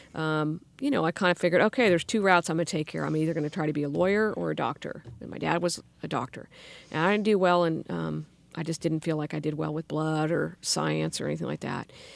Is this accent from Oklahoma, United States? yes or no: no; Sacramento, California, United States; in Sacramento. I grew up in the Arden area went to local schools